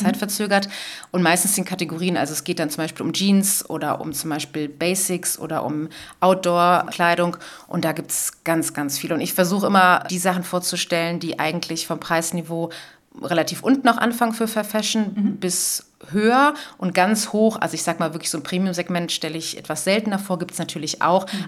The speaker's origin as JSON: {"language": "German", "town": "Cologne", "region": "North Rhine-Westphalia", "country": "Germany", "said": "bei uns in Köln"}